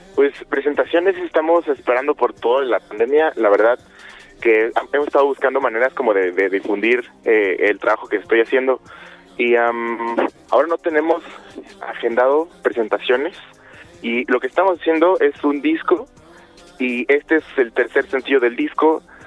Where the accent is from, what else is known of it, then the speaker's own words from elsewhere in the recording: Chilpancingo, Guerrero, Mexico; moved away as an adult; Yo soy de Chilpancingo, nací en Chilpancingo, Guerrero, y ahí me crié y me vine a vivir aquí a, a los 18